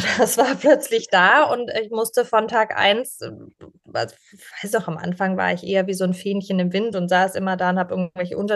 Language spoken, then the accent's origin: German; Pforzheim, Baden-Württemberg, Germany; meine Familie ähm, hat in Pforzheim, also der Goldstadt Deutschlands